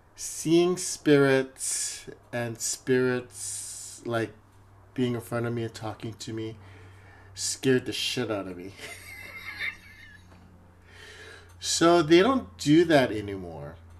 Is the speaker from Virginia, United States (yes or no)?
no; Hawaii, United States; moved away as an adult; also born or lived in Honolulu, Hawaii; now in Seattle, United States; Growing up in Hawaii is an interesting place because it's a melting pot.